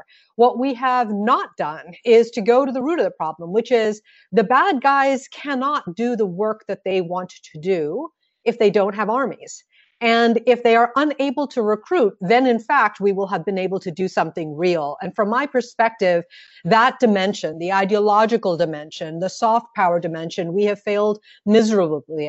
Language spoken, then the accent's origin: English; United States; also born or lived in Massachusetts